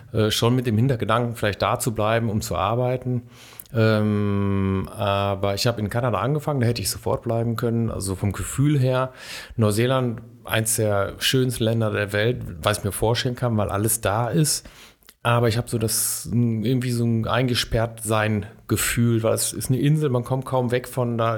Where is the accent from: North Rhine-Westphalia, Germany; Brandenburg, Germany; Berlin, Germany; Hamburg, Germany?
North Rhine-Westphalia, Germany; Duisburg; moved away as an adult; now in Bonn, Germany; Ich komme eigentlich aus dem Ruhrgebiet, aus mhm. Duisburg